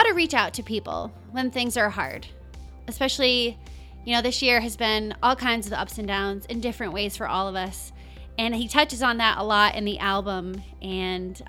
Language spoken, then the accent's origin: English; Rhode Island, United States; moved away as an adult; also born or lived in Los Angeles; I grew up in Rhode Island and then I moved to Los Angeles